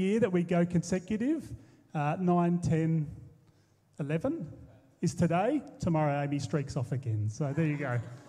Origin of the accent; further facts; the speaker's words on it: Colac, Victoria, Australia; also born or lived in Melbourne / Sunshine Coast, Queensland; now in Tasmania, Australia; So originally Victoria, Western Victoria, a little place, Colac, 2 hours out of Melbourne. Melbourne for about a decade. Sunshine Coast for 5 years. So I moved from the Sunshine Coast to the centre of Tassie.